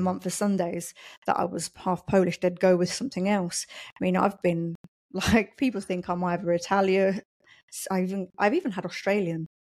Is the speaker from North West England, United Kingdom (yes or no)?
no; London, United Kingdom; moved away as an adult; also born or lived in Poland; now in Kidderminster, United Kingdom; I'm originally from London. So I grew up in London, went to school in London